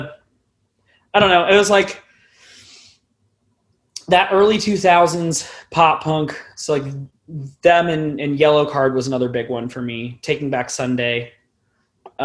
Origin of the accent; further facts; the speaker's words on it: Westerville, Ohio, United States; also born or lived in Columbus area, Ohio; growing up in Westerville, which is the suburb that I have kind of like stayed in for the most part